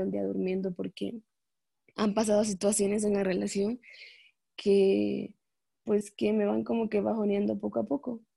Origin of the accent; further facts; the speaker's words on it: Ecuador; moved away as an adult; now in Mexico; yo vivo en México, pero soy de Ecuador